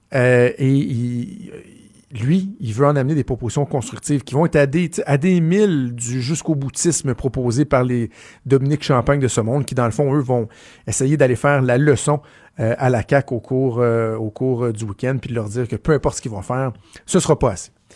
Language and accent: French; Quebec, Canada; chez nous au Québec